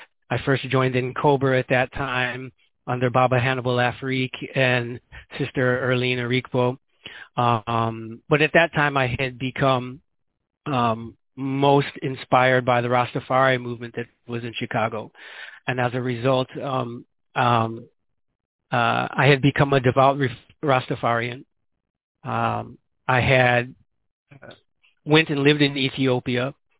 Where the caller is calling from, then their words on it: Guinea-Bissau; Because as I said, I'm calling here from Guinea-Bissau.